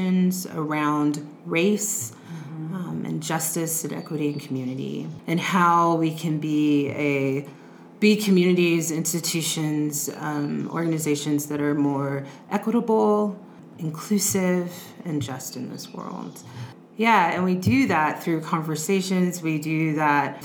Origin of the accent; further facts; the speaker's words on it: United States; also born or lived in Houston, Texas; being an American